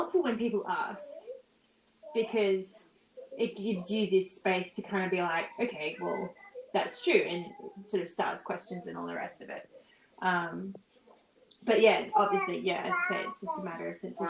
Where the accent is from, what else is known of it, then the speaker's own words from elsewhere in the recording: Australia; I'm Australian